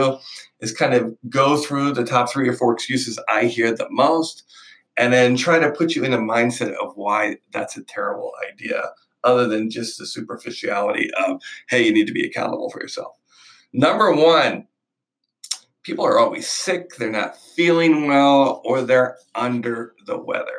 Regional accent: Manheim, Pennsylvania, United States; now in Miami, United States; growing up in Mannheim, PA

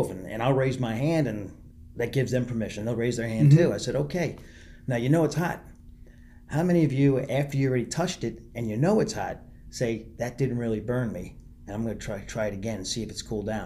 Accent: Long Island, New York, United States; I grew up in New York, Long Island

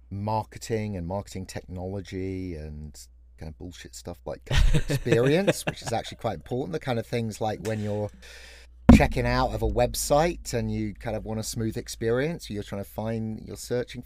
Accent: England, United Kingdom; now in California, United States; I happen to be your father. And I am an Englishman in California.

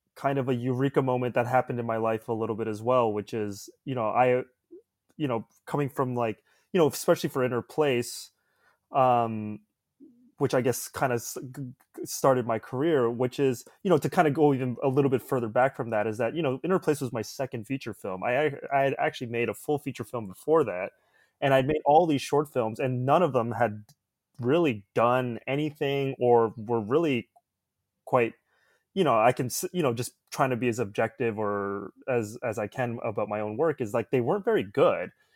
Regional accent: Toronto, Ontario, Canada; also born or lived in Ottawa; I was born in Ottawa, and I grew up in the suburbs of Toronto

